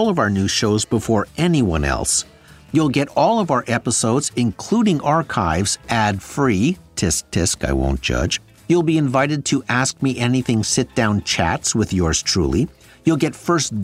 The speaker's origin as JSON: {"language": "English", "town": "Sudbury", "region": "Ontario", "country": "Canada", "tie": "born or raised there", "said": "my hometown of Sudbury, Ontario"}